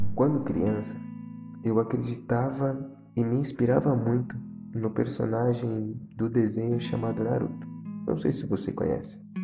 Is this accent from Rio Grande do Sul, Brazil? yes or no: no; Santos, São Paulo, Brazil; Nasci e cresci na periferia da cidade de Santos.